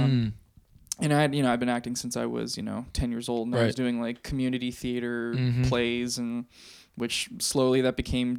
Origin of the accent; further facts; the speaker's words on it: St. Paul, Minnesota, United States; also born or lived in Claremont, California; Yeah, so I'm from the Twin Cities originally. I was born and raised here in St. Paul.